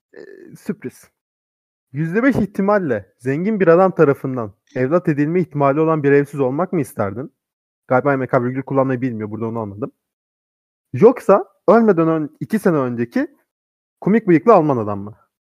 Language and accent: Turkish; Turkey; ben Kars Ardahanlıyım.